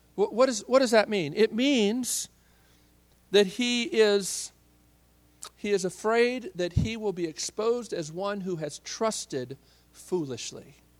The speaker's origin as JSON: {"language": "English", "region": "Midwest", "country": "United States", "tie": "born or raised there", "said": "I grew up in the Midwest."}